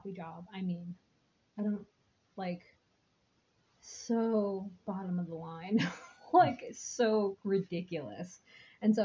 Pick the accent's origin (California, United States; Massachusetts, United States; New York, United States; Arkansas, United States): New York, United States; New York City; moved away; I grew up in a very old building and around very old architecture because I grew up in New York City, not like the upstate New York, but like the city